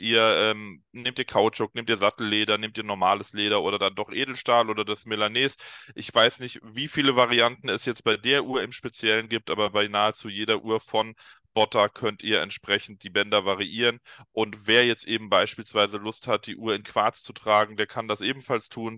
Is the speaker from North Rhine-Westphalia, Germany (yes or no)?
no; Darmstadt, Hesse, Germany; Darmstadt, meiner Heimatstadt bzw. Geburtsstadt